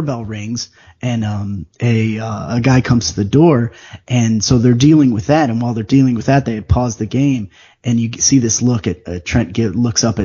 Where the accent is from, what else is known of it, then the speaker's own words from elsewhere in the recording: Chicago, Illinois, United States; And I grew up in Chicago.